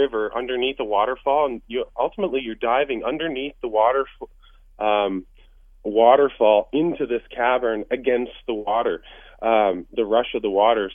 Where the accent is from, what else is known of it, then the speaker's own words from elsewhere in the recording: Courtenay, British Columbia, Canada; we're from the Courtney area, which is where the river is.